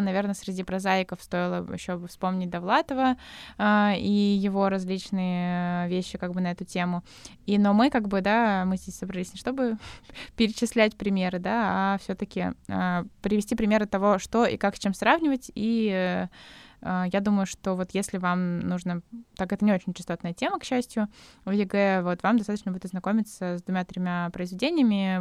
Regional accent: Nizhny Novgorod, Nizhny Novgorod Oblast, Russia; мы с Никитой из Нижнего Новгорода

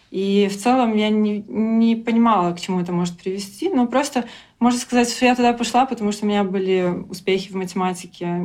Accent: Belarus; moved away as an adult; also born or lived in Minsk; now in London, United Kingdom; А в целом я разработчик э, из Беларуси. Я жила в Минске последние годы и до того, как переехала в Лондон.

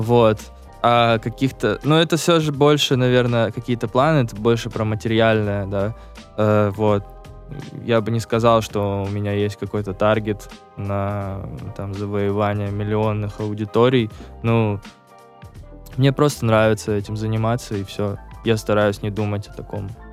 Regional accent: Sochi, Krasnodar Krai, Russia; я из Сочи

